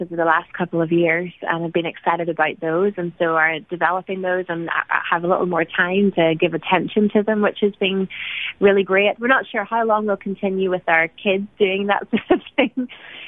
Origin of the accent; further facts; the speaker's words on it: Ireland; now in United States; as Irish people in America